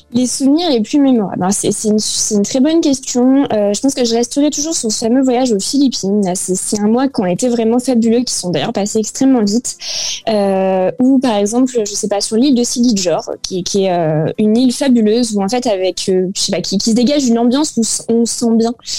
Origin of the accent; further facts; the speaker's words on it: France; la France, c'est quand même un pays qu'on aime. Euh, bah, c'est notre pays